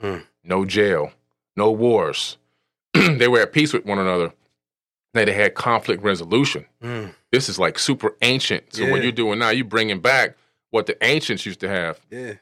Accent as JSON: {"language": "English", "town": "Opa-locka", "region": "Florida", "country": "United States", "tie": "born or raised there", "said": "You know, I grew up in Opa-locka in Miami."}